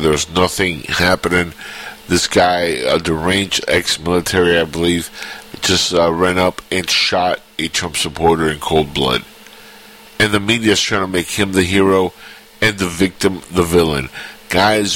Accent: Cuba; now in United States; I'm from Cuba.

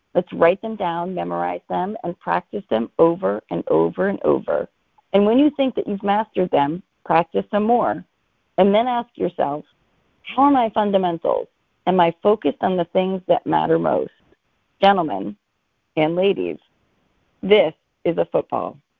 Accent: Boston, Massachusetts, United States; because I'm from Boston, it is required that I'm a Patriots fan

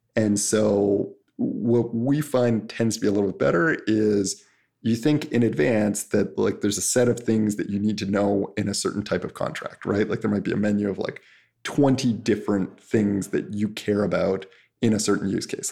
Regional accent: Canada; I'm Canadian

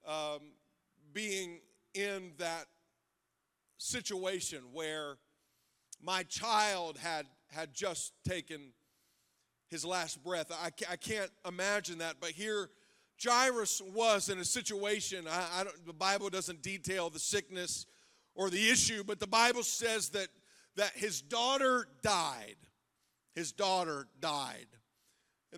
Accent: Zanesville, Ohio, United States; we're from Zanesville

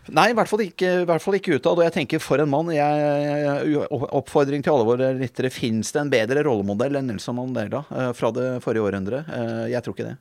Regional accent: Norway; som nordmann

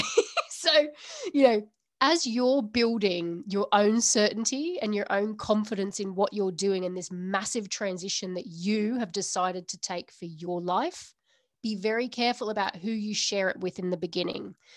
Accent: Australia; now in United Kingdom; I'm from Australia originally

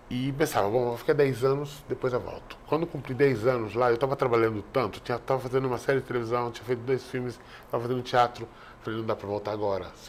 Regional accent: Spain; first language Spanish; Portuguese is a second language; now in São Paulo, Brazil; que é o meu idioma, que é a língua que eu aprendi, que eu cresci falando. Eu posso ir para qualquer momento ir para a Espanha, voltar para a Espanha, que eu tenho dupla cidadania

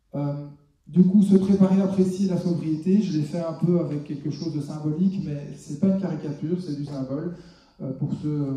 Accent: Belgium; chez nous en Belgique

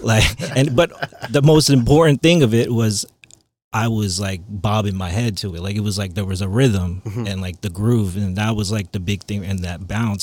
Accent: Long Island, New York, United States; also born or lived in Queens, New York; I was born in Queens. Yeah, and then I was raised in Long Island.

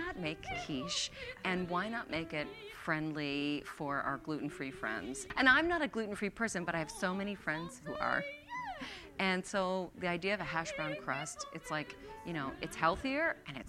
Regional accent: Philadelphia, Pennsylvania, United States; moved away as an adult; also born or lived in Milwaukee, Wisconsin / Maine; now in Portland, United States; I'm a transplant. I grew up in Philadelphia and then moved all over the country with radio and then made it out here.

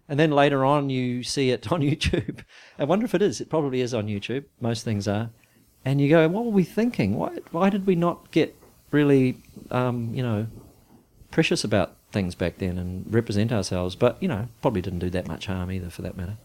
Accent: New Zealand; moved away; we came from New Zealand

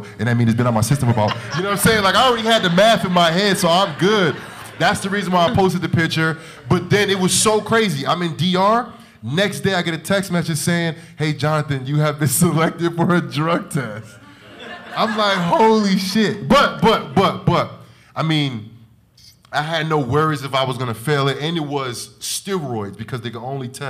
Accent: Jersey City, New Jersey, United States; I'm from Jersey City

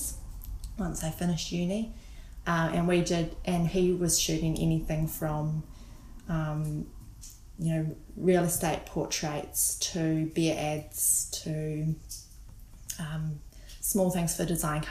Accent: Auckland, New Zealand; moved away as an adult; now in Whanganui, New Zealand; Born and raised in Auckland in GI, so I spent most of my upbringing there, Gleninus

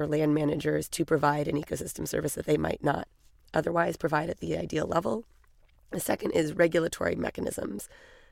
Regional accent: California, United States; I grew up in California, spent a lot of summers growing up camping up and down the California and Oregon coast

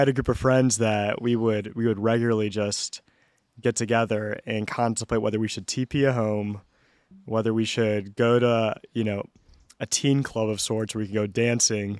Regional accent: Atlanta, Georgia, United States; moved away as an adult; also born or lived in California; now in Atlanta, United States; From here originally, born and raised.

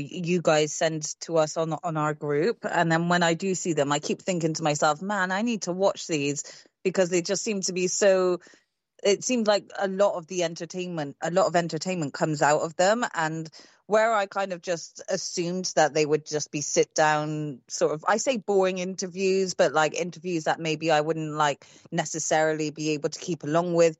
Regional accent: United Kingdom; I'm British

